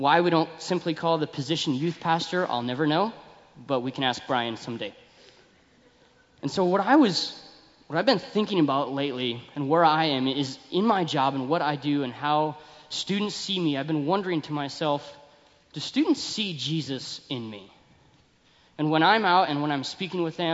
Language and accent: English; Billings, Montana, United States; I grew up in Billings